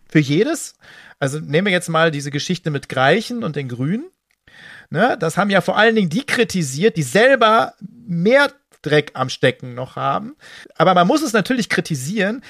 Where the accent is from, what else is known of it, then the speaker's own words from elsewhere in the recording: West Germany, Germany; ich als Wessi